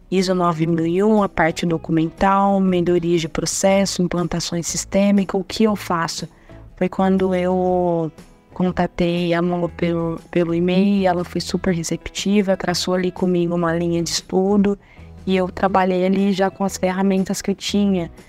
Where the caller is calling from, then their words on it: Ribeirão Preto, São Paulo, Brazil; sou da cidade de Ribeirão Preto, interior de São Paulo.